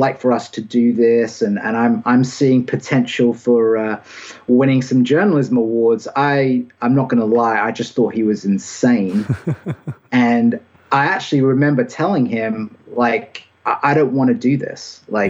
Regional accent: United Kingdom; accent: British; now in Anderson, United States; I think maybe my accent isn't quite as distinctively British as it used to be.

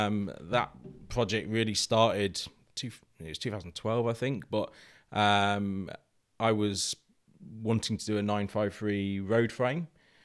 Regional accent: East Midlands, United Kingdom; And I grew up in Lincolnshire Wilds, as a working landscape.

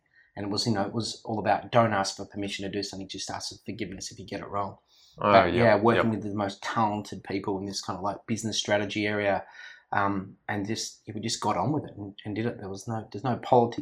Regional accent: Sydney, New South Wales, Australia; now in Melbourne, Australia; I was born in Sydney, and where I grew up, I was really lucky. My parents' house was on just before a national park

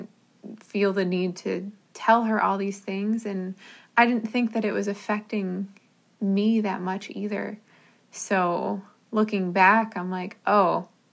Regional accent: New Jersey, United States; I grew up in New Jersey, and so New York City was like a 20-30 minute drive from where I grew up

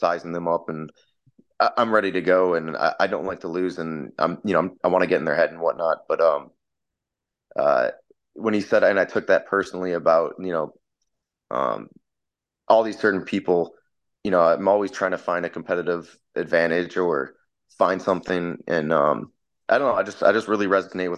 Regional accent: Chicago, Illinois, United States; moved away as an adult; now in California, United States; I grew up in Chicago, so I'm a very big sports fan

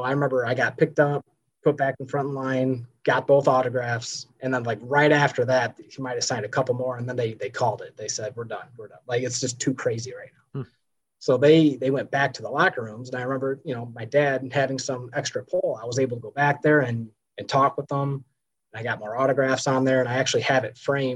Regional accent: Ottawa, Illinois, United States; I grew up in Ottawa, Illinois, and my dad was a teacher at Ottawa High School

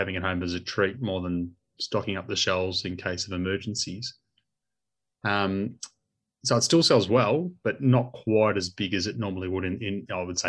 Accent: Melbourne, Victoria, Australia; I grew up out there

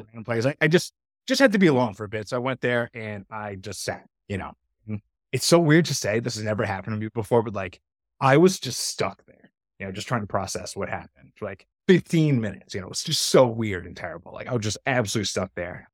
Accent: outside of Boston, Massachusetts, United States; moved away as an adult; also born or lived in North Carolina; I grew up outside of Boston

